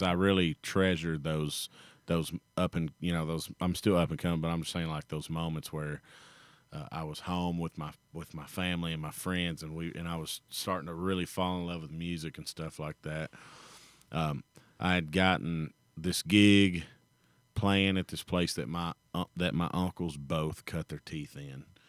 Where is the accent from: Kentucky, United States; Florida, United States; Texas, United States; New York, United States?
Kentucky, United States; it's in my hometown